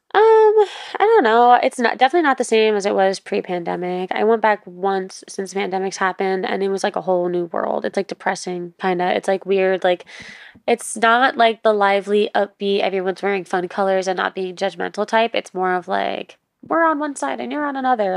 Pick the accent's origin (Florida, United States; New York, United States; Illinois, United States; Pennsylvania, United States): New York, United States; New York City; moved away; I grew up on the East Coast, so I Grew up in New York, New York City